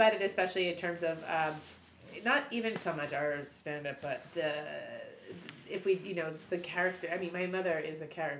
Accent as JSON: {"language": "English", "country": "Canada", "tie": "born or raised there", "said": "I grew up in Canada"}